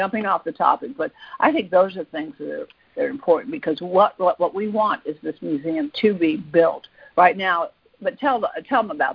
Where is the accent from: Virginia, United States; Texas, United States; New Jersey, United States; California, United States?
Virginia, United States; Fairfax County; I'm actually from that area. I went to Thomas Jefferson High School, so I grew up in Fairfax County